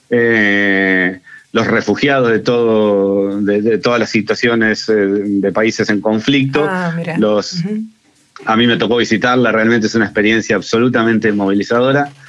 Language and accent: Spanish; Argentina; lo que por ahí nosotros como argentinos no vemos y, esa tendencia que tenemos como argentinos de intentar minimizar todo lo que hacemos